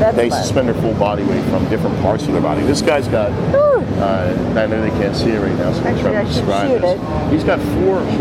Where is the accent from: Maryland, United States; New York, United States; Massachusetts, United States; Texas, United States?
Maryland, United States; Baltimore; I'm from Baltimore.